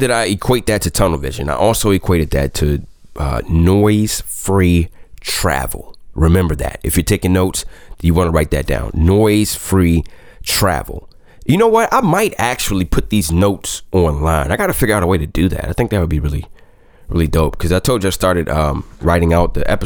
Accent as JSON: {"language": "English", "town": "Washington", "region": "District of Columbia", "country": "United States", "tie": "born or raised there", "also_born_or_lived": "Buffalo / Indianapolis / Baltimore", "moved": "as an adult", "said": "doing morning radio in my hometown of DC"}